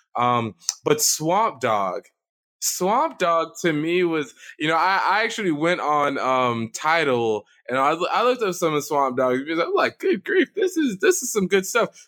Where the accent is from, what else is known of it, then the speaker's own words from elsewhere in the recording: the American South, United States; as a Southerner